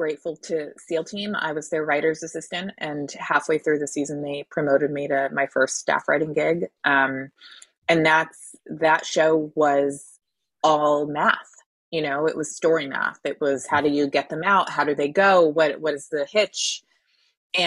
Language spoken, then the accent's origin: English; Connecticut, United States; I'm from Connecticut.